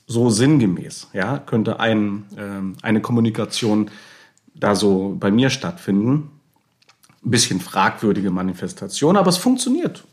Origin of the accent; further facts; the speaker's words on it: Bremen, Germany; wir kommen ja aus Bremen, wir, wir lieben Bremen